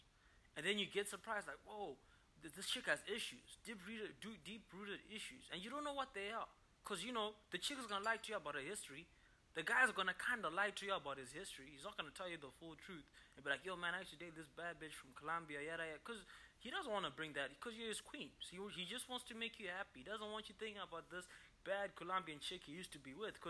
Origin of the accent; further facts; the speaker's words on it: Zimbabwe; I'm from Zimbabwe